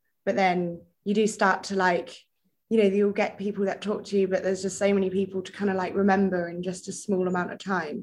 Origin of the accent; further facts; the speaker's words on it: North Devon, South West England, United Kingdom; moved away as an adult; now in Bath, United Kingdom; I'm from North Devon originally, by the sea